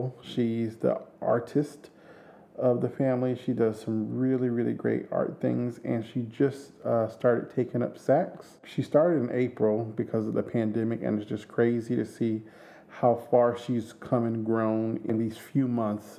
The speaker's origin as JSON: {"language": "English", "town": "Orangeburg", "region": "South Carolina", "country": "United States", "said": "I am from Orangeburg, South Carolina, which is a small town outside of Columbia, South Carolina."}